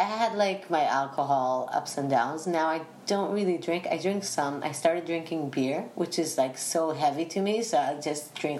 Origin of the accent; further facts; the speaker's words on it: United Kingdom; Both my parents are from London, so yeah. I'm British.